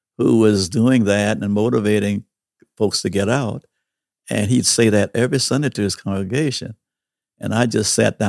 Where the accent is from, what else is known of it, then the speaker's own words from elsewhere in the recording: St. Stephen, South Carolina, United States; I worked at a theater. I was a projectionist, one of the first black projectionists in this little town of St. Stephens.